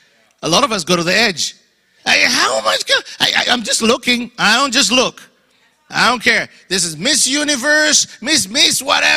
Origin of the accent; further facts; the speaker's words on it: Louisiana, United States; I'm Cajun. We do this.